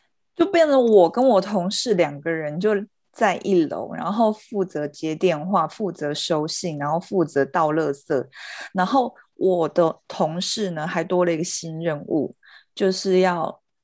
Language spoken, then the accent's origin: Chinese; Taichung, Taiwan; accent: Taichung accent; 他挖我们的台中腔发扬的，就是发扬光大